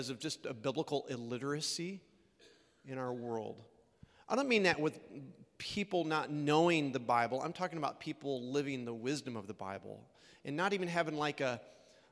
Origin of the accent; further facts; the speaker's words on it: Illinois, United States; moved away as an adult; also born or lived in Oregon / Colorado / Texas; I'm from Illinois originally